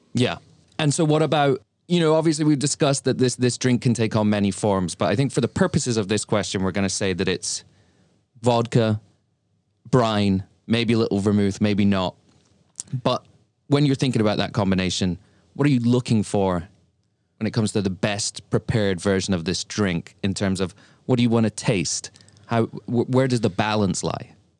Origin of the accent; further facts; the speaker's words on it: Lincoln, East Midlands, United Kingdom; now in New York City, United States; my hometown, Lincoln, where I grew up in the U K